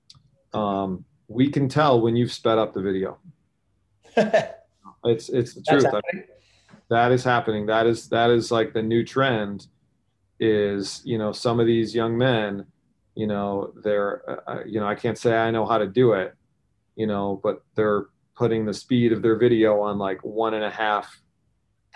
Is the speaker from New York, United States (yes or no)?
yes; Syracuse, New York, United States; I grew up in Syracuse, was a Syracuse fan.